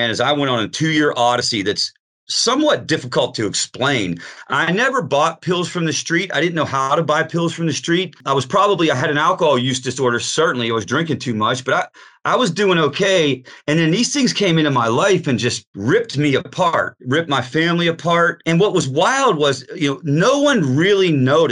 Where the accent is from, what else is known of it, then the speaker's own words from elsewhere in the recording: Pittsburgh, Pennsylvania, United States; I'm from Pittsburgh